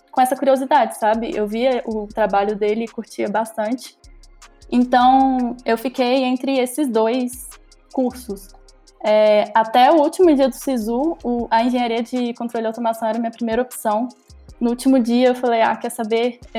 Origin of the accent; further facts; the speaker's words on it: Mariana, Minas Gerais, Brazil; now in Ouro Preto, Brazil; tenho 21 anos, sou natural de Mariana, mas moro em Ouro Preto.